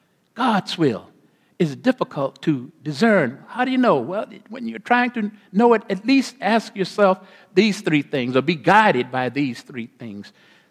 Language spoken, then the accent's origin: English; Corpus Christi, Texas, United States; I grew up, born and raised in Corpus Christi, Texas, on the Gulf of Mexico.